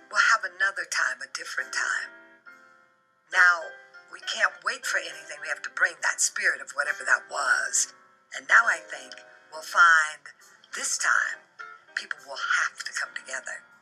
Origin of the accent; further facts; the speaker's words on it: Denver, Colorado, United States; we grew up on Welton Street and then on Curtis, so we weren't far.